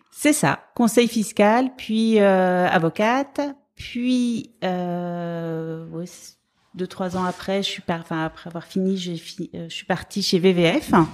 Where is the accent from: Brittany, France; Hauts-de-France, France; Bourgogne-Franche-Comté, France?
Brittany, France; also born or lived in Rennes / Dijon; now in Paris, France; je viens de Bretagne